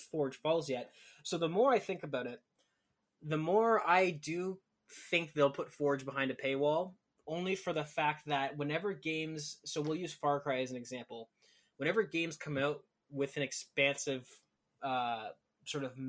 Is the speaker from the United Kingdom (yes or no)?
no; Canada; I'm Canadian